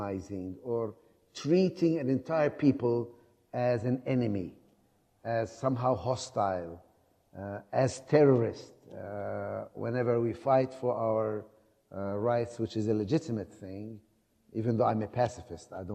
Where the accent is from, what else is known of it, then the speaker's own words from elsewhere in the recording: Bethlehem, West Bank, Palestine; also born or lived in Jerusalem; I grew up in Bethlehem, where Jesus was born. Jerusalem is my city